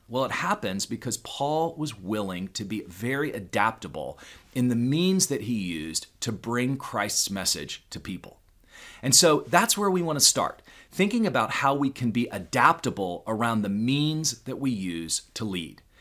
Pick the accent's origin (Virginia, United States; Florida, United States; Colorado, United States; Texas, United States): Texas, United States; Houston; growing up in Houston, Texas